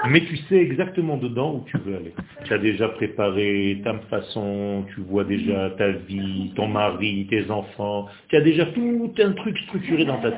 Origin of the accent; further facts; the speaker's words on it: Israel; je ne suis pas tunisien. Je suis israélien, je suis né en Israël.